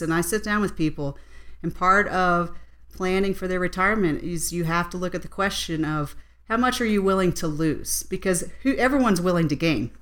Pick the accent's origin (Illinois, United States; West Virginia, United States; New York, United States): West Virginia, United States; now in Colorado, United States; I'm actually originally from West Virginia